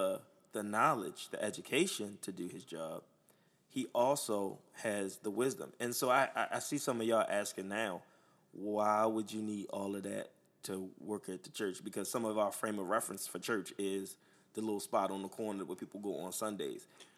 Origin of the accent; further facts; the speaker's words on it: Baltimore, Maryland, United States; I grew up down the street at Lock Raven in Alameda.